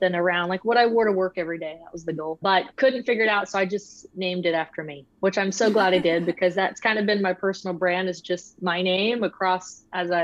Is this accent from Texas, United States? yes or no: yes; Austin, Texas, United States; now in Georgetown, United States; native Texan, born in Austin